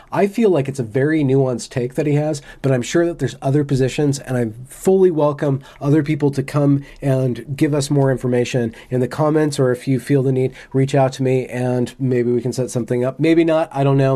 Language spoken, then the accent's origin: English; United States; as an American, speaking from an American position